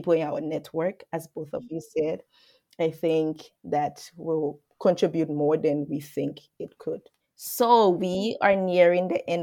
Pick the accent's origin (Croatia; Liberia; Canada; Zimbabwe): Liberia; moved away; I come from Liberia, and until I went to school outside of Liberia